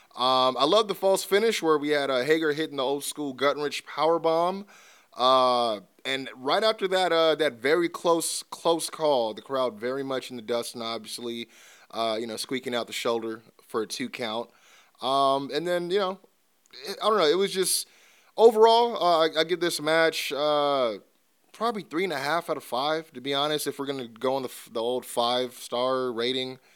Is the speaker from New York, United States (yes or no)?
no; California, United States; I'm from California